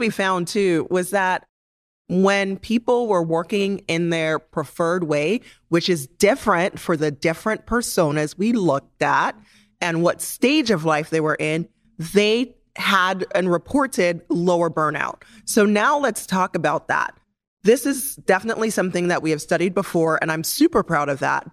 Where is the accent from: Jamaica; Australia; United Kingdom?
Jamaica; moved away; as a Jamaican, I always felt like the most important thing about me was not necessarily my age, but where I am from and how I grew up and the fact that I'm an immigrant.